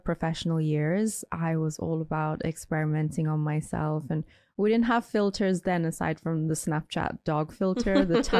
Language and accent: English; Ireland; So I grew up in Ireland, where I was one of the very few brown or colored people.